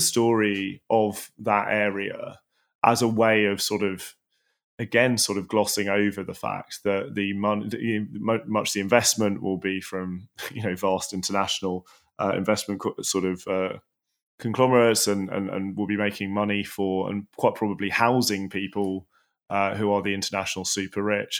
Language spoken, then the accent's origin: English; London, United Kingdom; where I grew up in Tooting